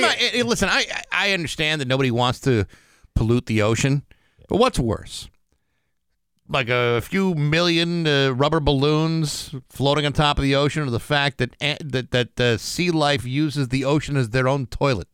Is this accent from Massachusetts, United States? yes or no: yes; South Shore, Massachusetts, United States; they always canceled school in my hometown